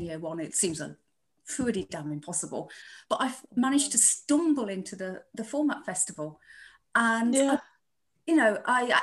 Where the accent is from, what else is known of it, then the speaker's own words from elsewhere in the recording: Chesterfield, East Midlands, United Kingdom; now in Leicester, United Kingdom; I come from Chesterfield, near Derbyshire.